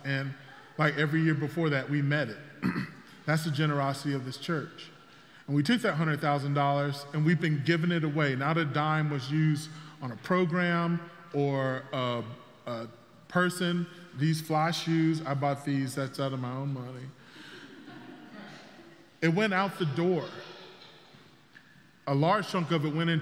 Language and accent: English; South Carolina, United States; moved away as an adult; also born or lived in Fort Mill, South Carolina; I grew up in South Carolina, but I moved here from just outside Charlotte, a place called Fort Mill.